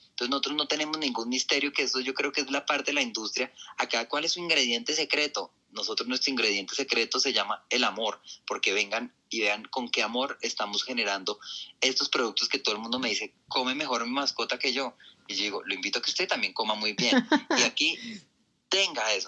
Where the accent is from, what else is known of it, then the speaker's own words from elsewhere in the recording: Colombia; now in Bogotá, Colombia; nuestro país